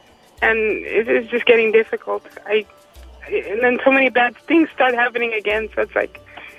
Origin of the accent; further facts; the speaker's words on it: San Diego, California, United States; moved away as an adult; now in Hemet, United States; I'm an originator from San Diego. I moved to Hemet with someone who I love, and we had a baby together. And I drive back and forth San Diego some days